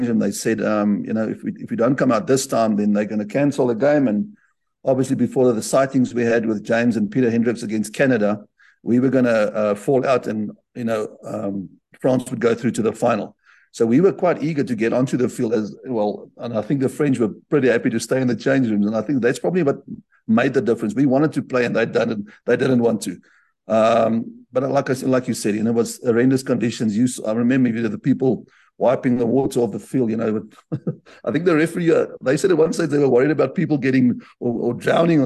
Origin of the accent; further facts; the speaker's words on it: South Africa; I grew up in Afrikaans school